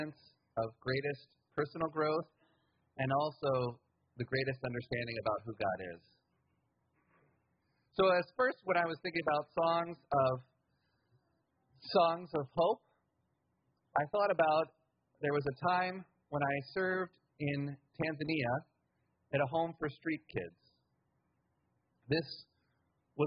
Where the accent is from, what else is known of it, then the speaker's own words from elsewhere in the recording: United States; I grew up middle class in the United States in a white household